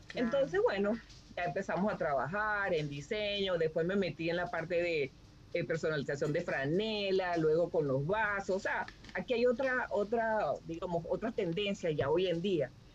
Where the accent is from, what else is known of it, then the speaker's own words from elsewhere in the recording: Barquisimeto, Lara, Venezuela; moved away as an adult; now in Wisconsin, United States; soy de Barquisimeto, Estado Lara